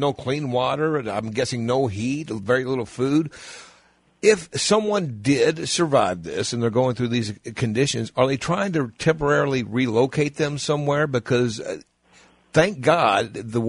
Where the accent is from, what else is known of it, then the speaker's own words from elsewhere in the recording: the South, Kentucky, United States; we're from the South